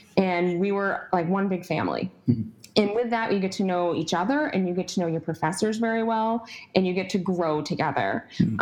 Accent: Syracuse, New York, United States; I'm from Syracuse, New York

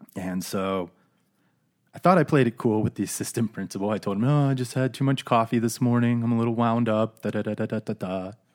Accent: Phoenix, Arizona, United States; also born or lived in East Coast; everybody from the Phoenix area sort of transplants so we came in from the East Coast. Her family came in from the Midwest. And all throughout grade school, we kind of went to the same schools

